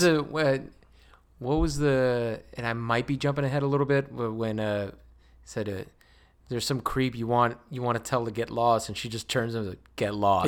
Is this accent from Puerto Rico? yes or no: yes; Puerto Rico; English is a second language; moved away; I was born in Puerto Rico.